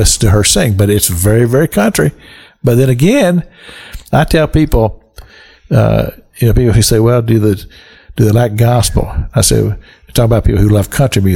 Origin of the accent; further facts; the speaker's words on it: Kentucky, United States; moved away as an adult; also born or lived in Cincinnati; I grew up in Kentucky